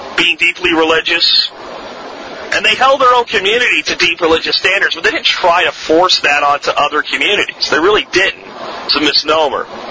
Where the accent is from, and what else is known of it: Florida, United States; born or raised there; accent: Florida accent; also born or lived in Pennsylvania